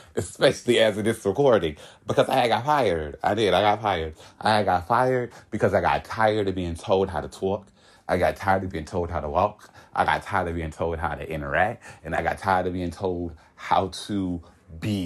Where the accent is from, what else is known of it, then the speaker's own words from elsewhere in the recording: Hollywood, Florida, United States; I am from Hollywood, Florida, and I was born April 19th